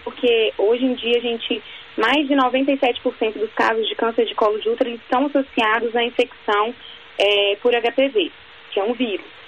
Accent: Minas Gerais, Brazil; eu sou de Minas

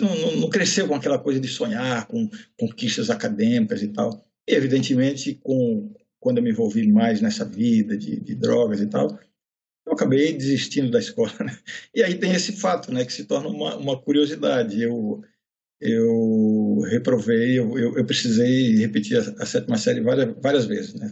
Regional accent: São Paulo, Brazil; born or raised there; also born or lived in Pernambuco

